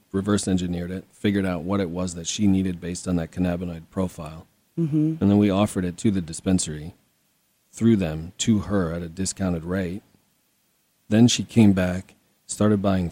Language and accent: English; Minnesota, United States; I'm a dude. I'm from Minnesota